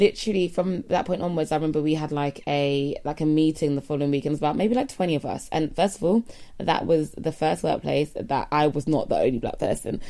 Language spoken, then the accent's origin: English; United Kingdom; we are British, yeah, so British